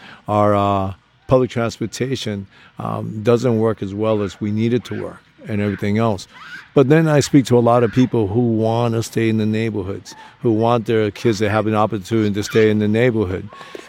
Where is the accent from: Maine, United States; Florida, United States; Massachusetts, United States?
Massachusetts, United States; Boston; I consider myself a son of Boston. I grew up in Boston. I came here when I was less than 2 years old. My mom is Afro-Latina.